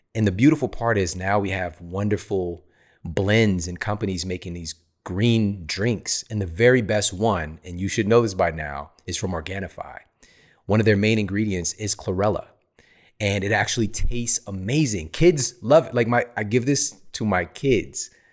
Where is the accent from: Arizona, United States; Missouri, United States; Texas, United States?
Missouri, United States; St. Louis; moved away as an adult; now in California, United States; I'm from the Midwest. I'm from S T L.